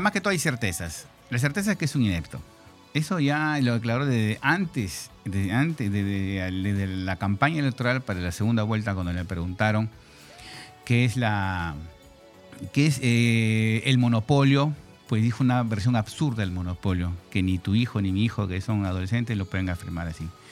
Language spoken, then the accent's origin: Spanish; Lima, Peru; moved away as an adult; now in Spain; Yo soy peruano, limeño de nacimiento, 53